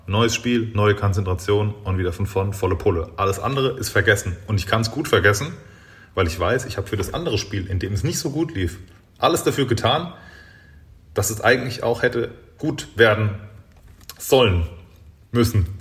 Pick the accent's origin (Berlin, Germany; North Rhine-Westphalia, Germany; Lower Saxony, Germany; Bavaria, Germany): Bavaria, Germany; Großwallstadt region; moved away; ich bin jetzt in meiner Heimat wieder angekommen. Das war ein, am Ende Großwaldstadt